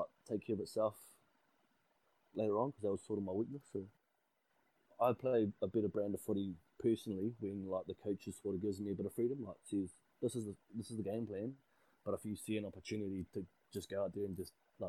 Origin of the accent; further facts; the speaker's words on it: Wellington, New Zealand; moved away as an adult; also born or lived in Bay of Plenty; I grew up in Wellington, born and bred from Wellington, played all my junior rugby for Huddle Boys Marist